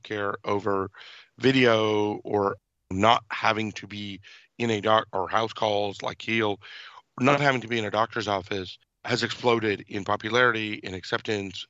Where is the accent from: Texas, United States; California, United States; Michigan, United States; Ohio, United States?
California, United States; Irvine; also born or lived in Mumbai, India; I was born in Mumbai, India. I had the privilege of growing up in South Orange County, California, and Irvine.